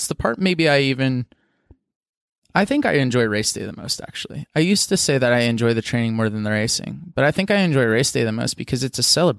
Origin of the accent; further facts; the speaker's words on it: Pennsylvania, United States; sure, I grew up in Southwestern PA, and that's my home. That's my birth home. My family lives there.